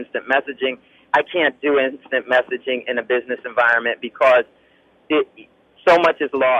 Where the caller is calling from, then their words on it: New York City, New York, United States; I'm calling from New York City.